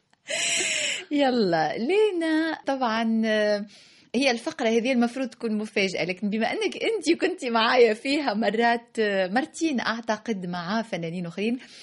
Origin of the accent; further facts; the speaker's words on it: Tunisia; لأني تونسية